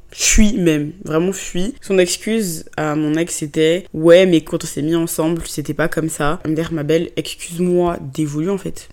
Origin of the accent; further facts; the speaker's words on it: Côte d’Ivoire; first language French; moved away as an adult; also born or lived in England; now in France; j'ai grandi en Côte d'Ivoire, donc dans le pays de mon papa